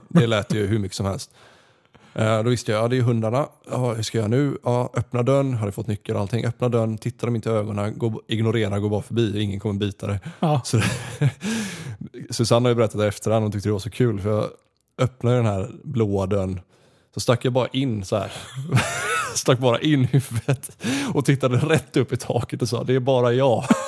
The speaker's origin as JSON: {"language": "Swedish", "town": "Gothenburg", "region": "Västra Götaland", "country": "Sweden", "tie": "born or raised there", "also_born_or_lived": "Austria / Canada", "moved": "as an adult", "said": "hemma i Göteborg när jag bodde hos morsan"}